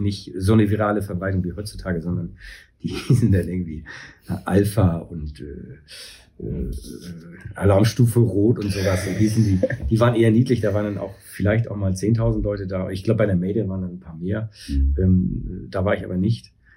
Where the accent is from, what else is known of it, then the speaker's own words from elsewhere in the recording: Hamburg, Germany; ich bin äh, aufgewachsen in Hamburg-Wilhelmsburg, bis ich 17 war